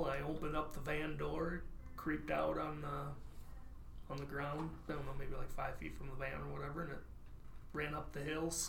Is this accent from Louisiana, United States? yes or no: no; Parkston, South Dakota, United States; In Parkston.